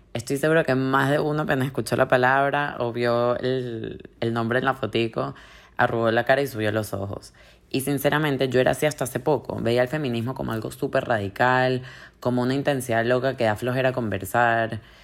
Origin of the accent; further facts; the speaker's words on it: Venezuela; somos los venezolanos